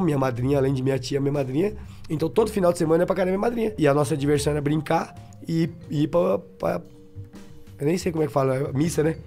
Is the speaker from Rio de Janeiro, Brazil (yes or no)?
no; Bahia, Brazil; Eu sou o baiano. É. Não quero ser nada mais do que baiano.